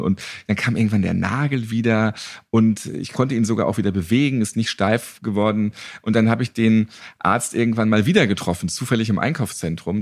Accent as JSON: {"language": "German", "region": "Northern Germany", "country": "Germany", "said": "Ich bin auch Norddeutscher."}